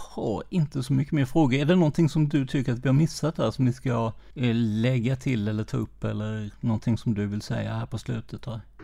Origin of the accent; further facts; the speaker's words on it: Karlskrona, Blekinge, Sweden; jag är ju från Karlskrona